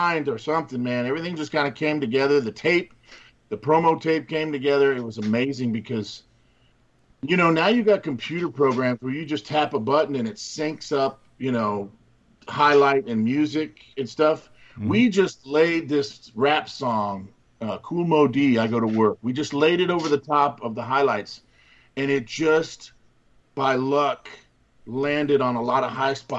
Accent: Miami, Florida, United States; Grew up down there in Miami, Florida. We grew up in Miami, Florida

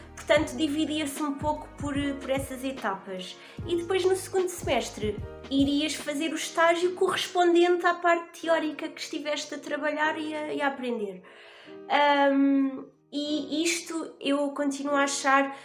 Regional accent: Bombarral, Leiria District, Portugal; also born or lived in Lisbon; sou da zona do Bom Barral, um, mais especificamente de uma aldeia chamada Gambelas, do Conselho do Bom Barral. Fiz a minha fiz a escola toda na, no Bom Barral

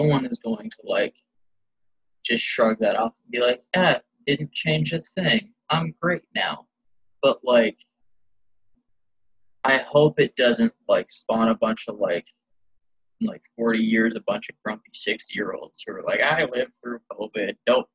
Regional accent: rural Tennessee, United States; once I was like driving age, I was in like rural Tennessee

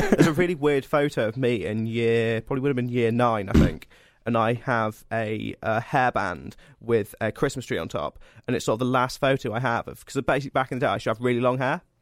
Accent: Cornwall, South West England, United Kingdom; I'm from Cornwall

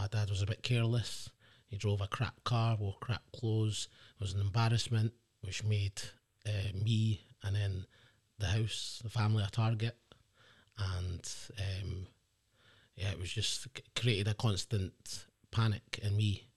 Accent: the Inch, Scotland, United Kingdom; also born or lived in England; as I grew up in the Inch, um, it's quite a tight knit community

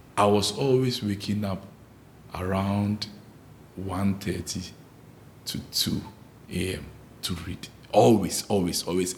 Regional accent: Ghana; moved away; growing up in Ghana, like back in Ghana

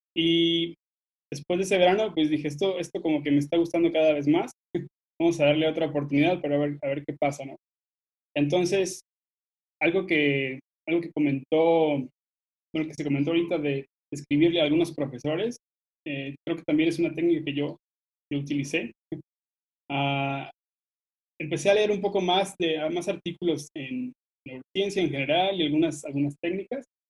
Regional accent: Gómez Palacio, Durango, Mexico; moved away as an adult; also born or lived in Guanajuato; nací en Gómez Palacio, Durango, en el norte, eh, pero como algunos de ustedes, también me, mudé a estudiar a otro lugar

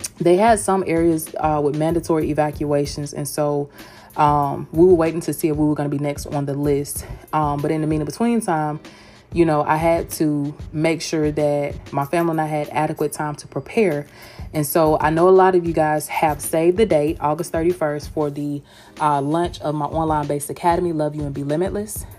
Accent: Georgia, United States; accent: Southern; now in Tampa, United States; I'm from Georgia, baby. I live in Tampa, Florida, but girl, honey, your girl is from Georgia

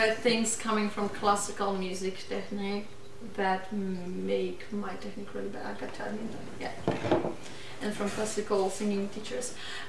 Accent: Poland; born or raised there; moved away

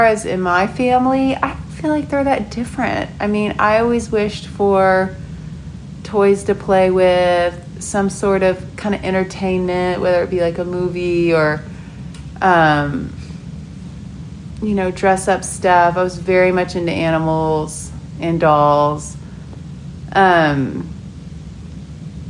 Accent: Oklahoma City, Oklahoma, United States; also born or lived in Montana; I was born in Montana, but I was raised in Oklahoma City.

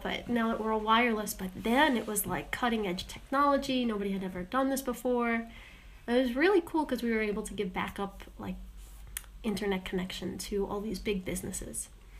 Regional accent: New York, United States; I got stuck on a layover in Long Island, Huntington. Well, technically Hicksville, but then my last place of residency was Huntington.

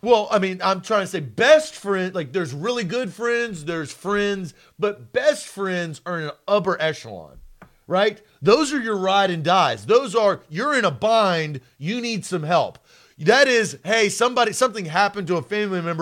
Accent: Nashville, Tennessee, United States; I'm from Nashville, Tennessee

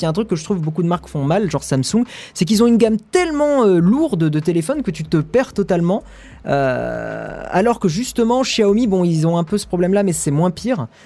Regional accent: the South, southern France, France; moi je viens du Sud

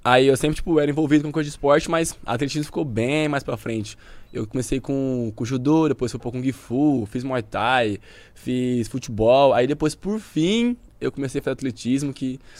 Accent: São Joaquim da Barra, São Paulo, Brazil; Sou do interior de São Paulo. Que lugar? São Joaquim da Barra, 400 quilômetros daqui.

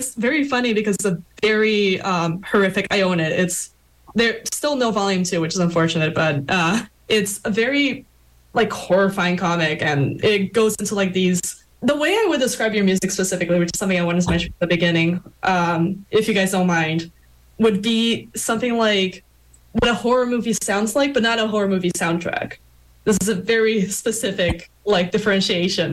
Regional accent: Canada; as a Canadian fan

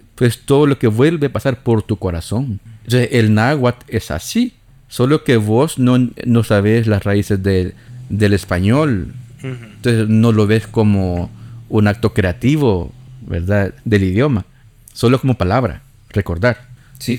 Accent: El Salvador; como salvadoreños el idioma que hablamos

